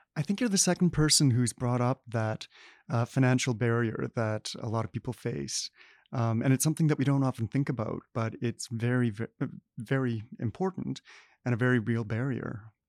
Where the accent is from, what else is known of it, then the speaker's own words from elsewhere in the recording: Manitoba, Canada; Summerfieldbrook, Manitoba. Um, I grew up there.